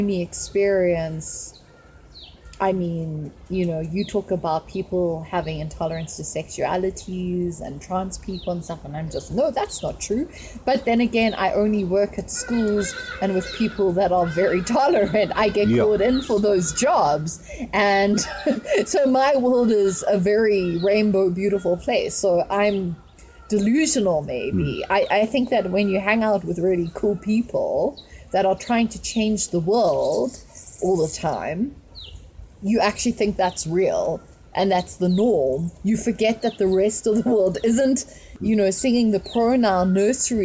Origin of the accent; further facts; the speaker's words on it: South Africa; we are tribes here